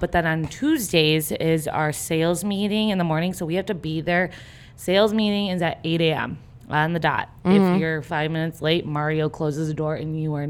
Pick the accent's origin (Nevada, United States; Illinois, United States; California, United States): Illinois, United States; Chicago; I grew up on the North Side.